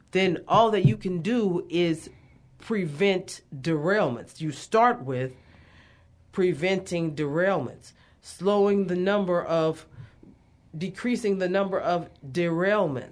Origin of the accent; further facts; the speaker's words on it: Beaumont, Texas, United States; I grew up in Southeast Texas, super awesome place.